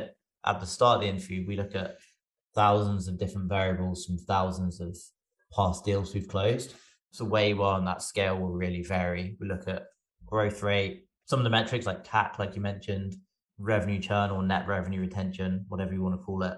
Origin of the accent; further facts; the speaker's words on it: England, United Kingdom; moved away as an adult; now in United States; I'm also English. I just happen to live, well, I moved to the US for Effie